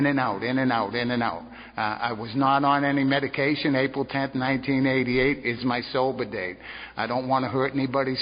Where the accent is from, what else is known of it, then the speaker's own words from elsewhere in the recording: Boston, Massachusetts, United States; now in Navarre, United States; but I'm originally from Boston